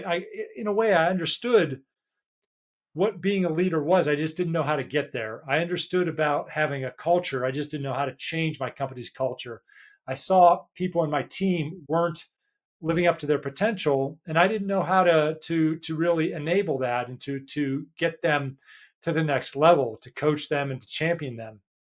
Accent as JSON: {"language": "English", "country": "United States", "lives_now": "United Kingdom", "said": "And I'm American, living in the UK, like David said."}